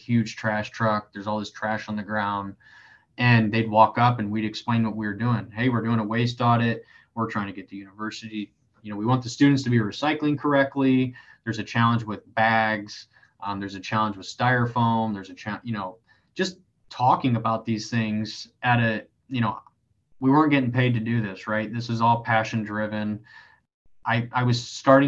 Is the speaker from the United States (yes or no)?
yes; Elkhart, Indiana, United States; moved away as an adult; now in Columbus, United States; I'm from Elkhart, Indiana, so there's a lot of manufacturing in that area